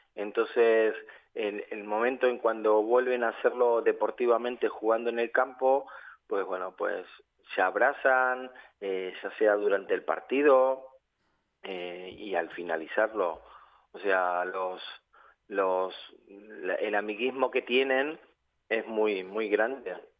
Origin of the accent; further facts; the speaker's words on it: Argentina; now in Valencia, Spain; soy de Argentina